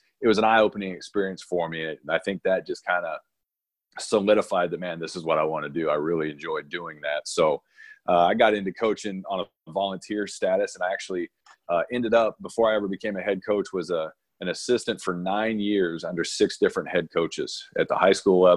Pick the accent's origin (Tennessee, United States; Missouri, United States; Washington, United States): Missouri, United States; moved away as an adult; also born or lived in New Mexico; now in Irvine, United States; I grew up in Missouri